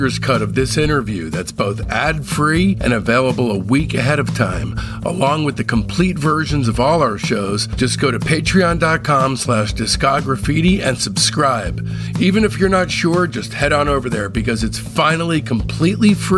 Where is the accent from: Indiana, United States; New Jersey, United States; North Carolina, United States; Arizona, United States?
New Jersey, United States; moved away as an adult; also born or lived in Boston / San Francisco / Los Angeles / Long Beach; I grew up in New Jersey